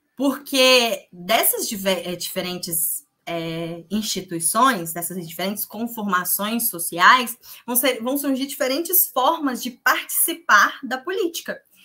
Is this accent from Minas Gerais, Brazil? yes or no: yes; Minas Gerais, Brazil; Eu sou de Minas